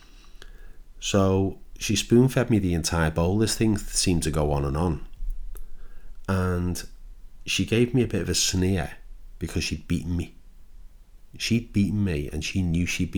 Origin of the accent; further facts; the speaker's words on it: Liverpool, North West England, United Kingdom; now in Kent, United Kingdom; I live in Kent now, but when I was a young boy, I was born in Liverpool